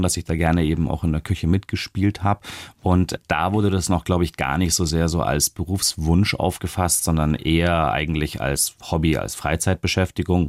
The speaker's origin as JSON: {"language": "German", "country": "Germany", "said": "als Deutsche"}